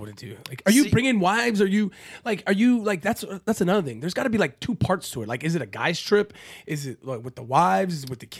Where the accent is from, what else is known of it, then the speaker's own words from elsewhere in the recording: Canada; Thank God I'm Canadian